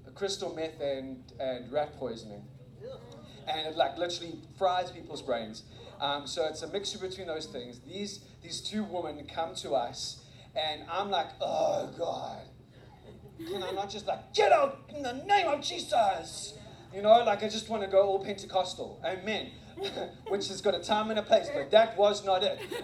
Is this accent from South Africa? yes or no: yes; South Africa; moved away; I graduated from high school in South Africa